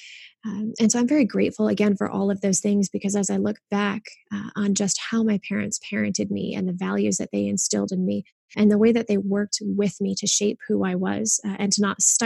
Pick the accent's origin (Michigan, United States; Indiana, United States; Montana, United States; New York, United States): Michigan, United States; Kalamazoo; I was born and raised in Kalamazoo, Michigan